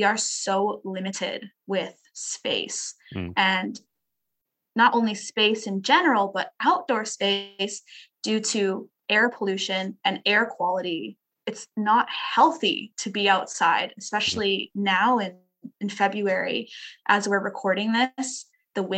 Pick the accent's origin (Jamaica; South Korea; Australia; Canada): Canada; Edmonton, Alberta; as a Canadian kid